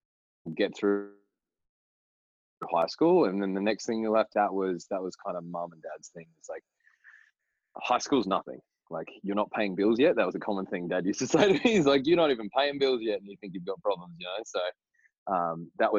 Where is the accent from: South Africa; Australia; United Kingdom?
Australia; Broome, Western Australia; We came down to Perth from Broome